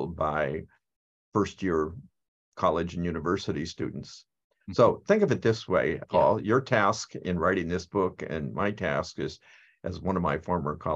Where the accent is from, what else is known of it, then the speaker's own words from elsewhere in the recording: United States; I am American